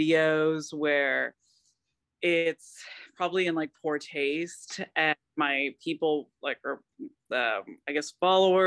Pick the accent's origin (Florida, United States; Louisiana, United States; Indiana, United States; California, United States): Florida, United States; Lakeland; moved away as an adult; now in Gainesville, United States; I am from Lakeland, Florida, but I live in Gainesville, Florida, because I go to school here